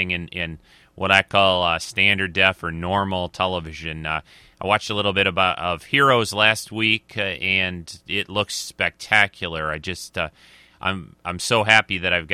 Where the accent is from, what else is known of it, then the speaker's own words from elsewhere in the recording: Michigan, United States; Michigan, which is my home state